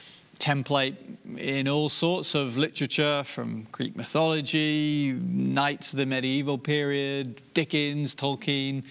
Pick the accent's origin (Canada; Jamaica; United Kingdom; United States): United Kingdom; Inverurie, Scotland; now in England; where I was born, up in Aberdeenshire and in Verurie.